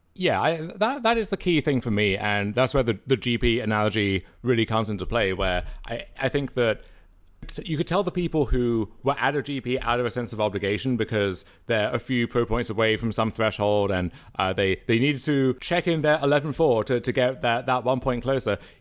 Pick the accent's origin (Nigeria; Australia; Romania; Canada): Canada; being Canadian